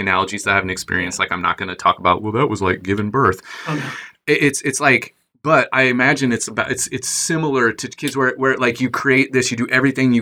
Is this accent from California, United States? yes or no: no; Southern Indiana, United States; we're all from here